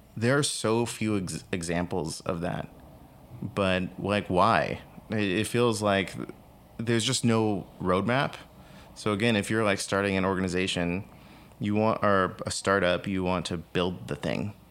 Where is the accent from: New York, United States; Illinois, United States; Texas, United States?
Texas, United States; San Antonio; I grew up in San Antonio, Texas